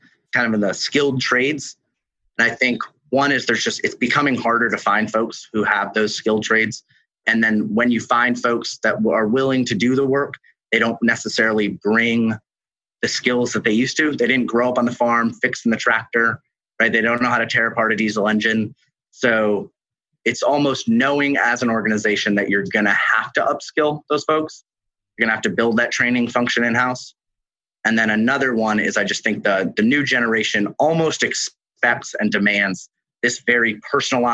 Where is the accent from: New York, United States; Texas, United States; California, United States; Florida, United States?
New York, United States; moved away; I am from New York originally